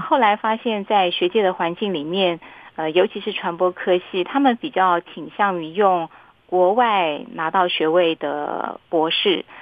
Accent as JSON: {"language": "Chinese", "region": "Miaoli County", "country": "Taiwan", "said": "因为我是苗栗人"}